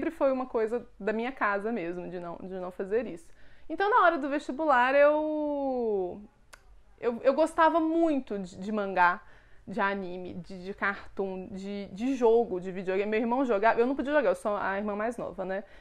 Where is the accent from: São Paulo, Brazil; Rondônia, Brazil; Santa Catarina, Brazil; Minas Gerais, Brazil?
Minas Gerais, Brazil; Belo Horizonte; also born or lived in Contagem; É, então, eu sou daqui de Belo Horizonte. Eu morei muito na minha vida em Contagem, que é uma cidade aqui do ladinho.